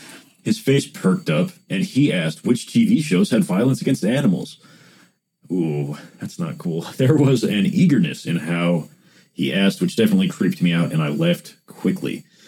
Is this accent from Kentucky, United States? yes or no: yes; Paducah, Kentucky, United States; Downtown Paducah looks a lot different than downtown Los Angeles. It was wintertime, and my hometown is dead in the winter.